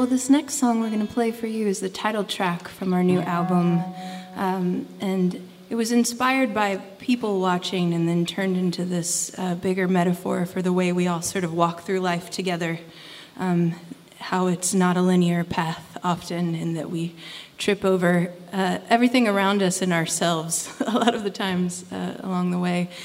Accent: West Virginia, United States; I grew up here in West Virginia

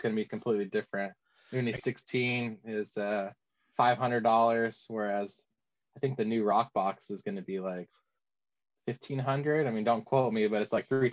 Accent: California, United States; growing up in California

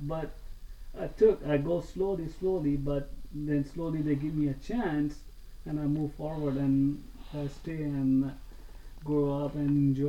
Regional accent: Pakistan; English is a second language; Things was not that easy because I'm from Pakistan, so people, it's really hard.

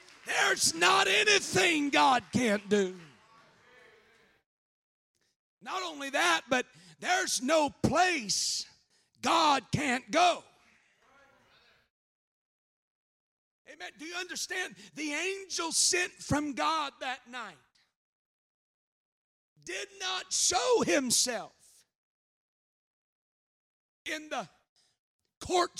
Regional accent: Oklahoma, United States; I'm from Oklahoma

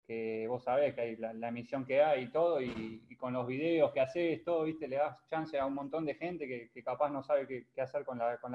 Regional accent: Buenos Aires, Argentina; Gracias, de, de Capital, eh, Flores.

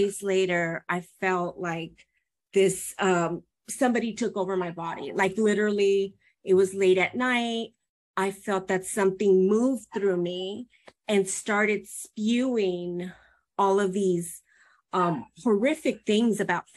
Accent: Mexico; We're from Mexico

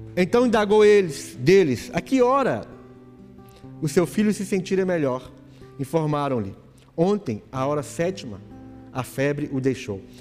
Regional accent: Brazil; Nós somos brasileiros, brasileiro

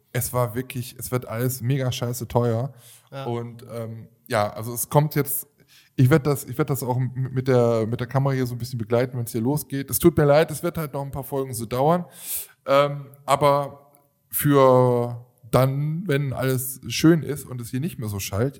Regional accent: Germany; wir jetzt als Deutsche.

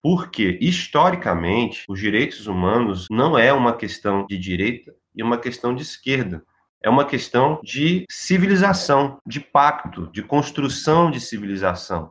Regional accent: Volta Redonda, Rio de Janeiro, Brazil; now in Rio de Janeiro, Brazil; eu sou do interior do estado, de Volta Redonda. Na verdade, eu sou fluminense, mas já vivo aqui no Rio de Janeiro como carioca há uns 10 anos

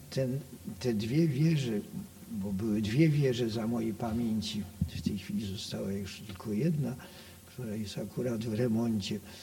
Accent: Poland; ten dom, bo ja to zawsze nazywam domem, skoro się tutaj urodziłem i wychowałem

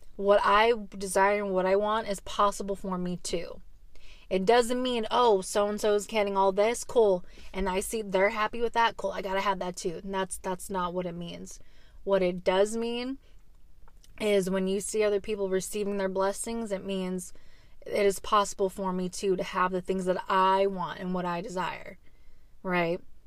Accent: Arizona, United States; moved away; I lived, I grew up in Arizona for a little bit

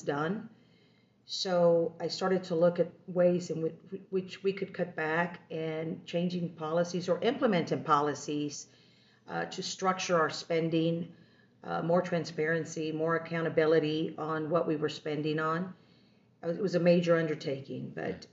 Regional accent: Texas, United States; moved away as an adult; also born or lived in Washington, D.C.; I'm from Texas and did not want to uproot and move to D.C. or to headquarters, but I did

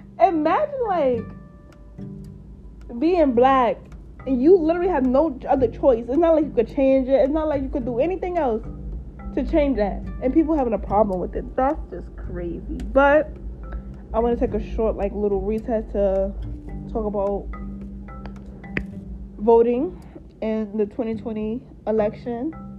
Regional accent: United States; My family is African American. My mom is African American. My dad is African American. I'm just full blown African American

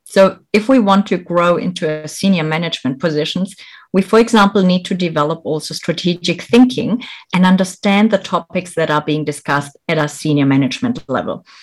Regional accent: Germany; moved away as an adult; also born or lived in Bolivia / France / United Kingdom / Malaysia; I was born in Bolivia, South America. I grew up here in Germany.

